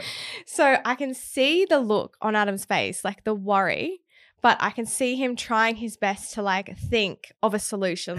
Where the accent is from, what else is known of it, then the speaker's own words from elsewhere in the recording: Townsville, Queensland, Australia; moved away; I'm originally from Townsville, which is in Queensland